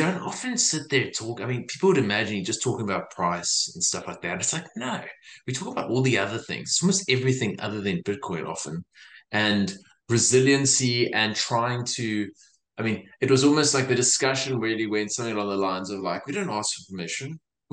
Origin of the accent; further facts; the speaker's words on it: East Rand, Gauteng, South Africa; also born or lived in Johannesburg; now in Australia; the place I grew up on the East Rand